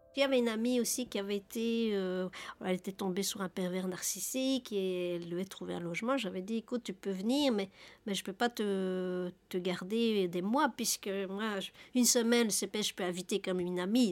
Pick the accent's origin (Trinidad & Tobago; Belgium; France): Belgium; Nivelles, Wallonia; je suis de Nivelles